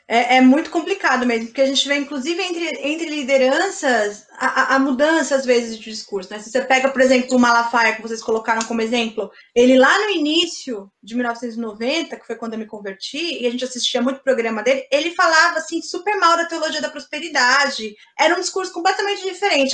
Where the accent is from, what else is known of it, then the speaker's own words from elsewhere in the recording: São Bernardo do Campo, São Paulo, Brazil; Eu sou de São Bernardo, não sou de São Paulo